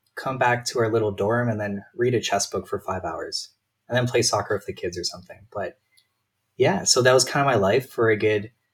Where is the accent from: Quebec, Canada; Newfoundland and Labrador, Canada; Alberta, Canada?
Alberta, Canada; Calgary; born and raised in Calgary